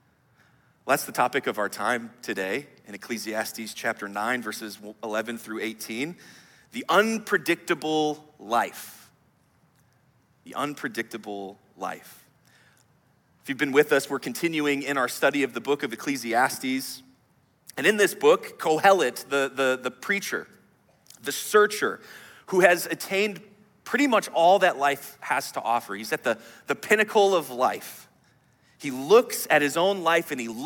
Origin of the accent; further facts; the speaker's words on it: Wisconsin, United States; now in Chicago, United States; I'm from Wisconsin